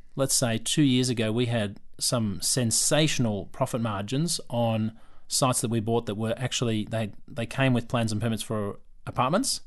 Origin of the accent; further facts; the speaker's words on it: Yarra Glen, Victoria, Australia; moved away as an adult; also born or lived in China; now in Melbourne, Australia; I grew up in Yarra Glen. I come from a place where there's a bit of space and land.